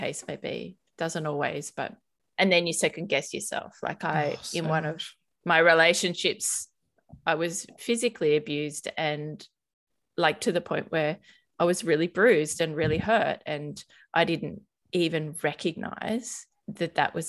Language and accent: English; Sydney, New South Wales, Australia; So I grew up in Sydney on the Northern Beaches in a little beachside town called Newport, and I live right near there now.